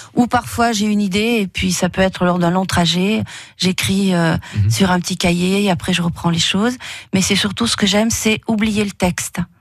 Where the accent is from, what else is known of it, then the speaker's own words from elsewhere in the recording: Montélimar, Auvergne-Rhône-Alpes, France; now in Valence, France; je suis native de Montélimar et je vis à Valence